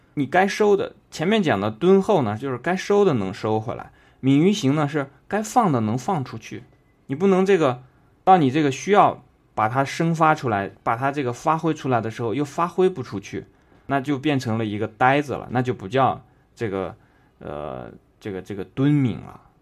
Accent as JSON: {"language": "Chinese", "country": "China", "said": "我们中国人"}